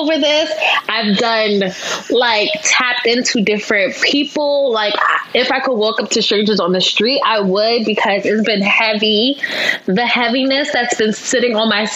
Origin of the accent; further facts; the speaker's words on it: New York City, New York, United States; From Brooklyn, born and raised